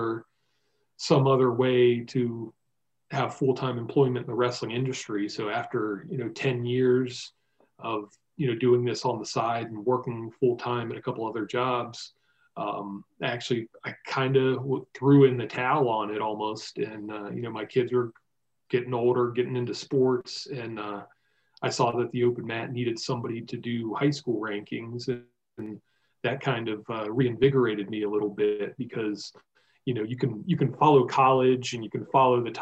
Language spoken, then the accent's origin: English; Virginia, United States; growing up in Virginia